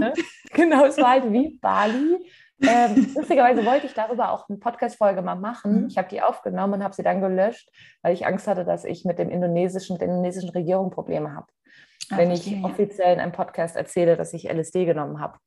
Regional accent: Mainz, Rhineland-Palatinate, Germany; ich komme aus Mainz ursprünglich

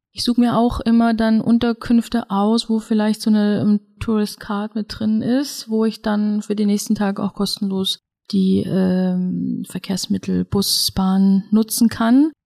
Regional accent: Germany; bei uns in Deutschland

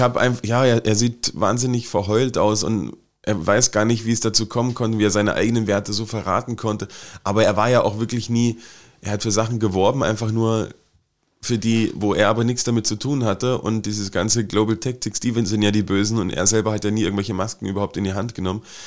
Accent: Wittenberg, Saxony-Anhalt, Germany; born or raised there

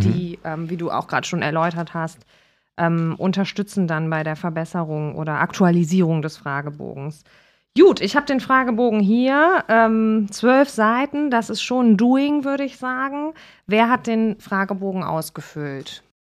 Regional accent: Cologne, North Rhine-Westphalia, Germany; Ich komme aus Nippes

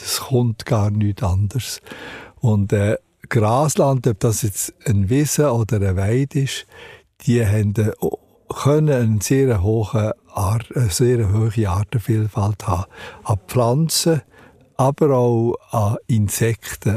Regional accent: Wolfwil, Solothurn, Switzerland; dort, wo ich aufgewachsen bin, in Wolfwil

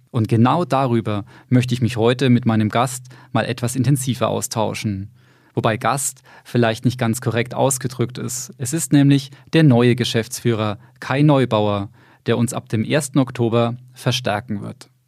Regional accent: Bamberg, Bavaria, Germany; born there; Ich bin 46 Jahre alt, gebürtiger Bamberger

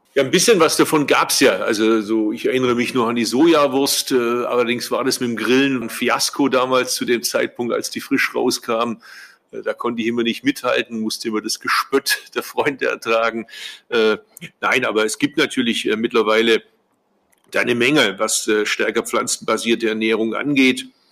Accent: Swabia, Germany; als Schwabe

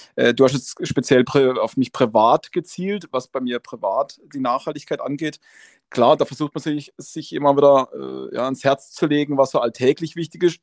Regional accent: Black Forest, Baden-Württemberg, Germany; im Gebirge, wo wir zu Hause sind, bei uns im Schwarzwald

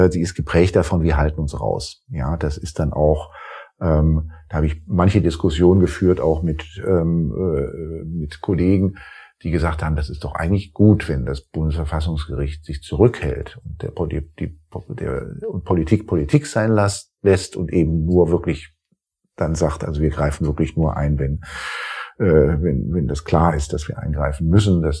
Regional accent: Rhineland, Germany; als Rheinländer, der ich ja ursprünglich bin, jetzt nicht zur Schwarzseherei neige

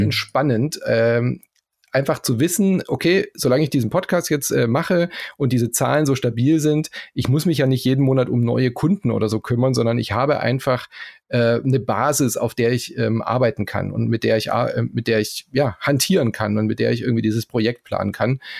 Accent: Southern Germany, Germany; accent: Swabian; ich bin ja in Süddeutschland aufgewachsen

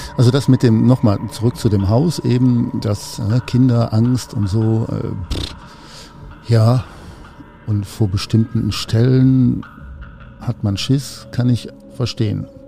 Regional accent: Cologne, North Rhine-Westphalia, Germany; ich komme aus Köln, ich bin in Köln geboren

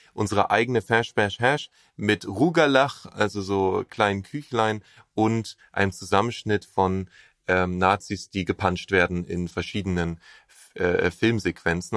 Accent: Berlin, Germany; als Berliner

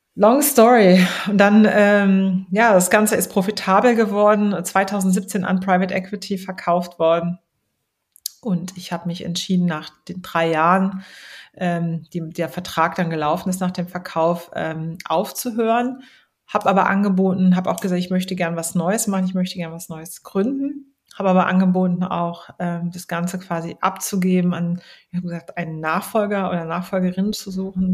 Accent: Baden-Württemberg, Germany; also born or lived in Trier, Rhineland-Palatinate / United States; now in Berlin, Germany; Aufgewachsen, geboren bin ich äh, in Rheinland-Pfalz, in Trier, aufgewachsen in Baden-Württemberg und dann in den USA

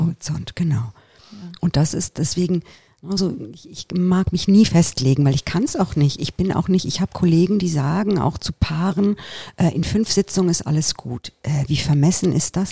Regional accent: Italy; moved away; Ich bin ja in Italien aufgewachsen

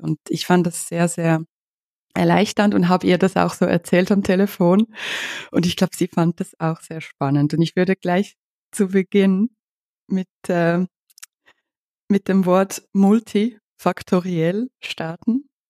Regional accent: Ukraine; moved away; Ich bin ja aus der Ukraine

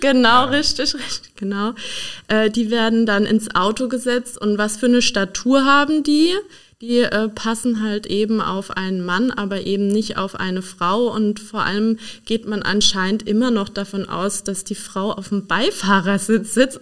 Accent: Donnersbergkreis, Rhineland-Palatinate, Germany; ich bin Pfälzerin. Ich komme aus dem Donnersbergkreis

